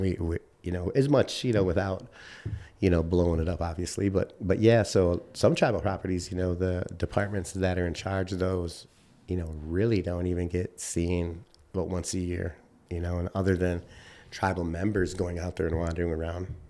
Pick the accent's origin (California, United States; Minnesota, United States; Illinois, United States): Illinois, United States; Chicago; moved away as an adult; also born or lived in Grand Rapids, Michigan / Wisconsin; now in Michigan, United States; I grew up in Chicago